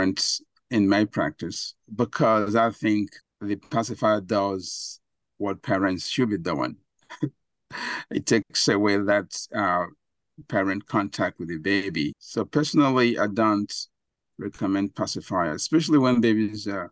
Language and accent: English; Nigeria; moved away; I grew up in Africa, Nigeria